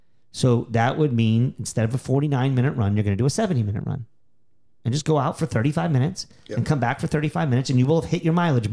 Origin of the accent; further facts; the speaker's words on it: Texas, United States; also born or lived in Philadelphia, United States; We moved from the Northeast, from Philadelphia area, from Pennsylvania area, to Texas. I started running much more seriously. I was like 7 years old